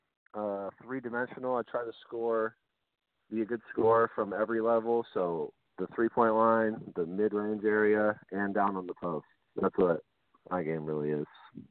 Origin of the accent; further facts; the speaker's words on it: Kelso, Washington, United States; born there; I was born in Kelso.